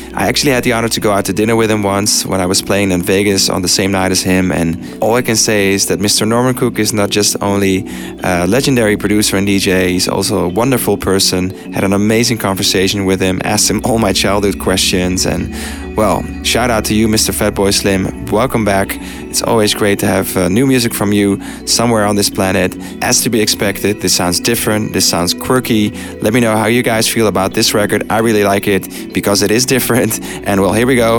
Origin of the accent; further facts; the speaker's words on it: Amsterdam, North Holland, Netherlands; Rocked out at Don't Let Daddy Know in my hometown, Amsterdam